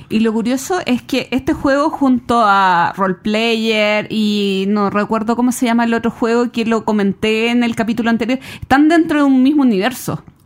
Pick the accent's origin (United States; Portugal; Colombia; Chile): Chile